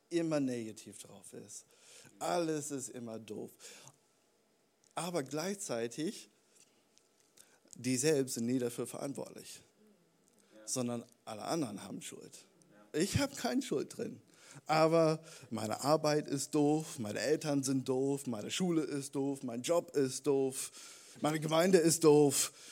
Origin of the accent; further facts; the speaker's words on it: United States; Warum bin ich Amerikaner? Warum hast du diesen Plan für mich in meinem Leben?